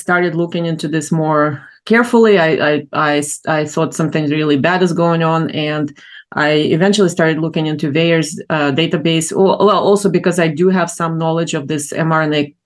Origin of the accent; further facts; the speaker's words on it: Ukraine; moved away as an adult; now in United States; I grew up in Ukraine, in the Soviet Union, then in Ukraine, and then moved to the U.S.